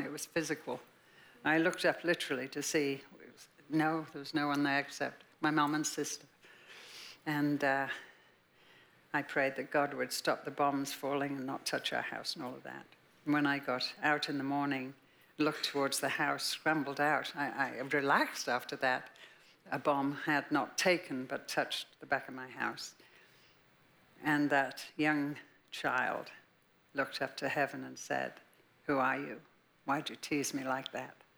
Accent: Liverpool, North West England, United Kingdom; born or raised there; moved away as an adult

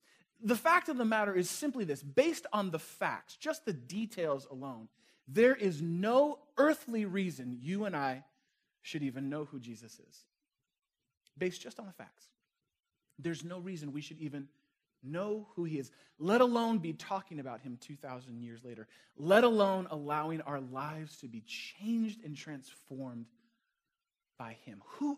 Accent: Chicago, Illinois, United States; I would say where I was from. Say, well, I'm from Chicago.

